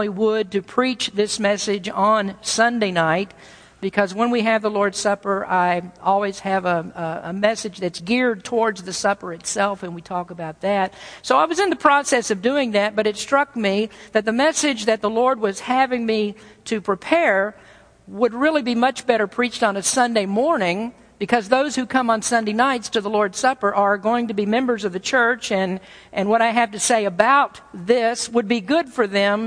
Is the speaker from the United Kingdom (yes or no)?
no; the South, United States; I'm from the South